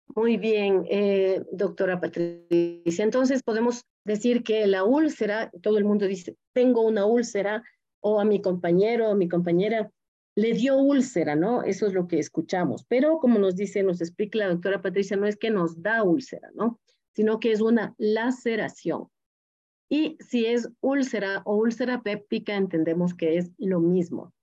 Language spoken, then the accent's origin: Spanish; Loja, Ecuador; las personas que venimos de Loja tomamos mucho café